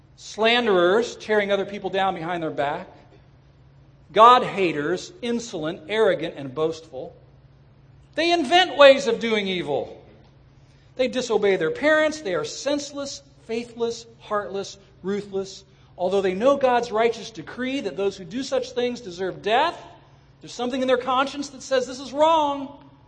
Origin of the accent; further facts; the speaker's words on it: Southern California, United States; I grew up in Southern California